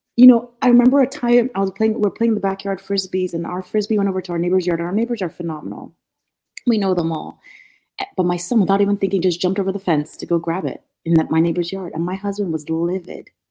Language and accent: English; Nigeria; moved away as an adult; also born or lived in Norfolk, Virginia; now in United States; growing up in Nigeria, I was I grew up with a lot of resources.